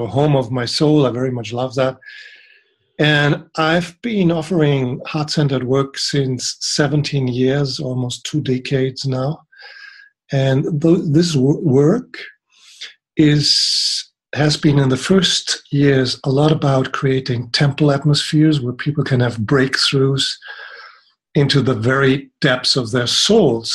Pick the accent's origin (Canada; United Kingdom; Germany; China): Germany; I grew up in Germany and studied there